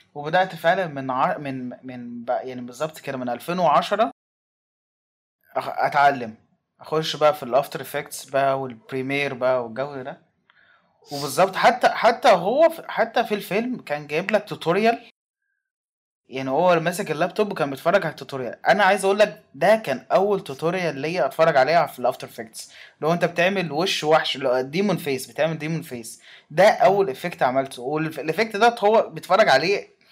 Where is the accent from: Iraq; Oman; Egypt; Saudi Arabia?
Egypt; كواحد مصري